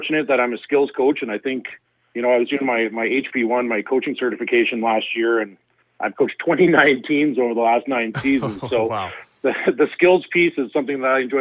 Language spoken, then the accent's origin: English; Saskatoon, Saskatchewan, Canada; I was born and raised here in Saskatoon